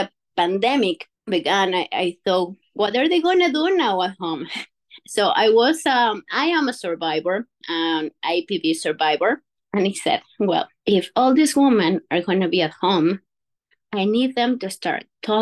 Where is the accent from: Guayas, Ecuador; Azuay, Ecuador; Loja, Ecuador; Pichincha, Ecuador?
Pichincha, Ecuador; Quito; now in Manitoba, Canada; I'm from Quito, Ecuador